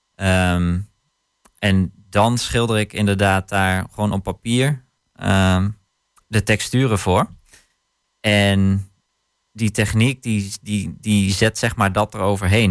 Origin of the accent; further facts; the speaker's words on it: Hattem, Gelderland, Netherlands; het gebied waar ik vandaan kom, dus eh, Zwolle Hattem